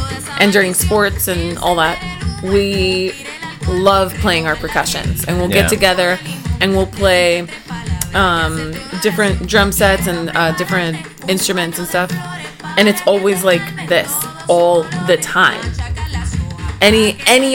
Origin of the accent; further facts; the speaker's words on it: Puerto Rico; moved away; I'm from Puerto Rico